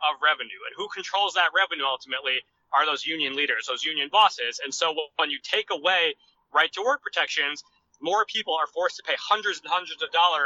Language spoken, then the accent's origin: English; Rhode Island, United States; my home state of Rhode Island